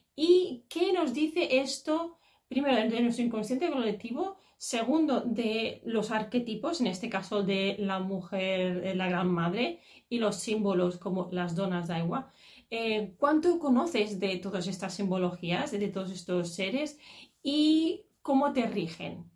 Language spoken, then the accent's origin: Spanish; Catalonia, Spain; yo soy catalana y aunque tengo, mis padres son andaluces